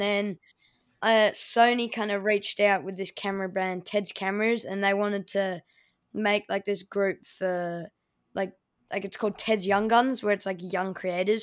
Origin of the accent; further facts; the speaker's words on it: Melbourne, Victoria, Australia; my hometown, Melbourne